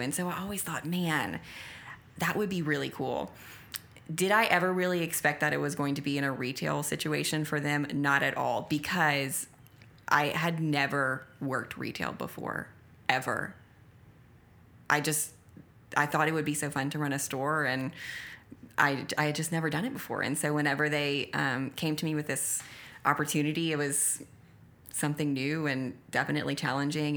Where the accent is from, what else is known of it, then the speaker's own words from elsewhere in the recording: Acadiana, Louisiana, United States; The people are my brothers and sisters from my hometown that I love so dearly